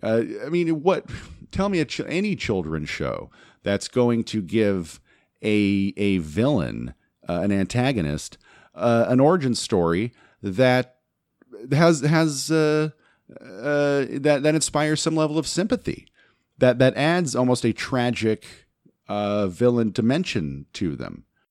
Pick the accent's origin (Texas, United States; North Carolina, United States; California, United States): California, United States; Los Angeles; channels I grew up with in the Los Angeles market